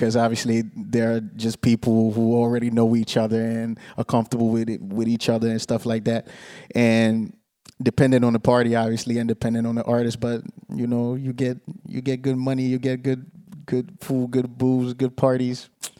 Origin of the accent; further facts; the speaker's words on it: Tampere, Pirkanmaa, Finland; also born or lived in Monrovia, Liberia / Ghana; I was born 85 in Liberia, Monrovia. When I was 4 years old, I moved to Ghana. When I was 6 years old, I moved to Finland, Tampere. Viljakkala, but nobody knows Viljakkala, so I just say Tampere.